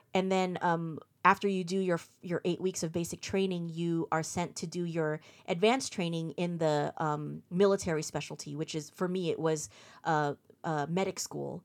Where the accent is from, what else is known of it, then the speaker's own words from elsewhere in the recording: Fremont, California, United States; also born or lived in Redwood City; I was born and raised here. Um, pretty much grew up in the Bay Area all my life